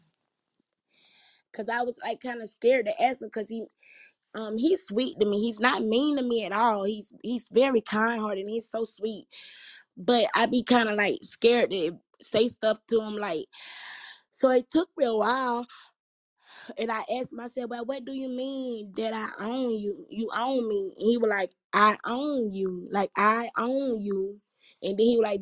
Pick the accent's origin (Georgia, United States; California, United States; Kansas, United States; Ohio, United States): Georgia, United States; I'm from Georgia